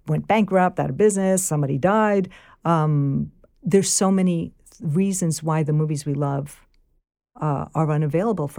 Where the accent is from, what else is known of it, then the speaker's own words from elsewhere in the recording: New York City, New York, United States; accent: Bronx / New York; I don't know that I have a Bronx accent, like a New York accent that much